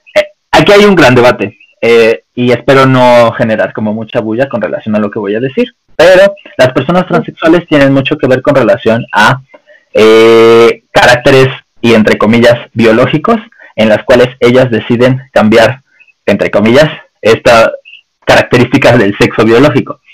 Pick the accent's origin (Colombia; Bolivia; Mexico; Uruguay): Mexico; nosotros, como los mexicanos